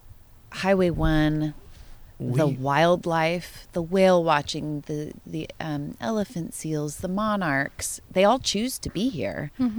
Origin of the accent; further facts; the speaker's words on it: Nipomo, California, United States; I grew up in Napomo and I never spent time out there.